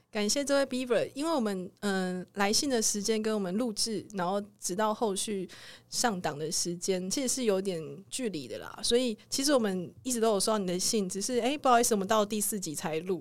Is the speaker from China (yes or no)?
no; southern Taiwan, Taiwan; 我也是南部人